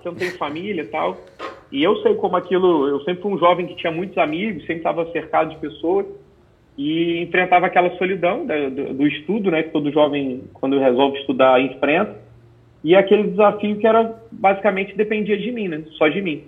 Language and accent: Portuguese; Rio de Janeiro, Brazil; moved away as an adult; also born or lived in Brasília, Distrito Federal; now in Santa Catarina, Brazil; eu nasci em Brasília, no Distrito Federal. É, e depois eu, com seis anos de idade aproximadamente, eu fui para o Rio de Janeiro, é, onde eu fiquei até os 25 anos, quando eu vim para Santa Catarina